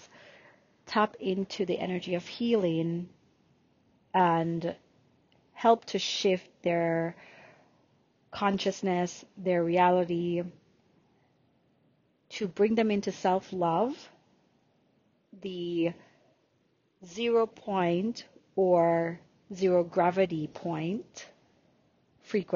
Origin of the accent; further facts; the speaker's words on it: Jamaica; accent: Jamaican; first language Jamaican Patois; English is a second language; moved away as an adult; So I was born in Jamaica, Yemen. So yes, even though you don't hear my Jamaican accent, I can definitely use my Jamaican accent while I'm doing this recording.